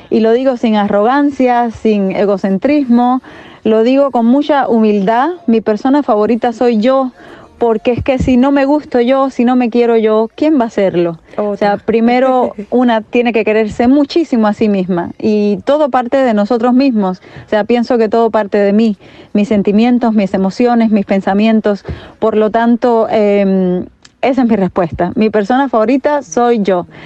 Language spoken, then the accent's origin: Spanish; Havana, Cuba; now in Germany; de Cuba, de La Habana, resido en Alemania